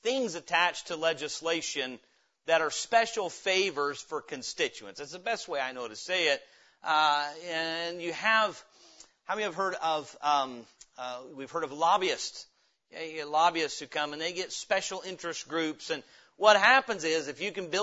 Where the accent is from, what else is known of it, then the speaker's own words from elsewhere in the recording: Indiana, United States; moved away; also born or lived in Middle Tennessee; my grandpa had moved to Indiana for work, thus I was born there